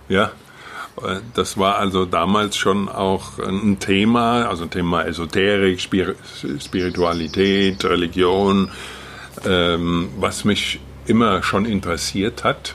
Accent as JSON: {"language": "German", "area": "Wetterau", "region": "Hesse", "country": "Germany", "tie": "born or raised there", "moved": "yes", "said": "Ich komme ja aus der Wetterau ursprünglich."}